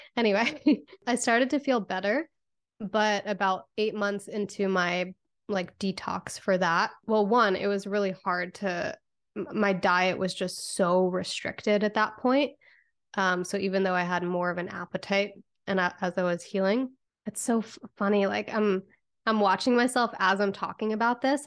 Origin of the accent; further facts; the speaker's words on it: Connecticut, United States; I grew up in Connecticut